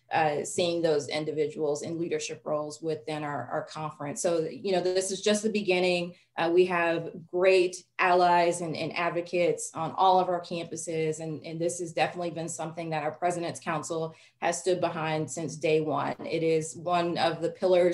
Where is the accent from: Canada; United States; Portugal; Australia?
United States; Dallas, Texas; I grew up in Dallas